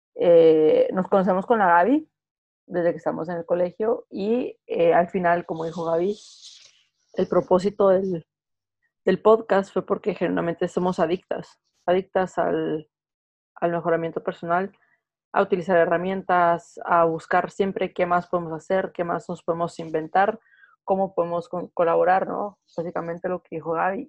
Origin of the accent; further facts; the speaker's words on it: Guatemala; moved away as an adult; also born or lived in United Kingdom; now in Madrid, Spain; yo soy de Guatemala, vivo en Madrid ahora